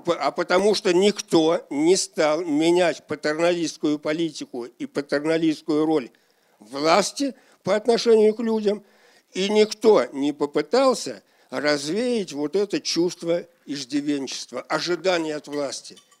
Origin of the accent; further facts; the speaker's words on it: Shakhovskoy District, Moscow Oblast, Russia; Шаховской район головой. Вот откуда я родом и где я был.